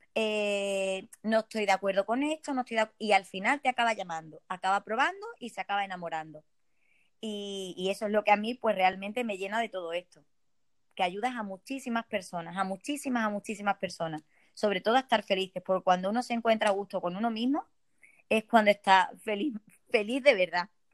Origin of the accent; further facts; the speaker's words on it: Ceuta, Spain; soy de Ceuta, soy española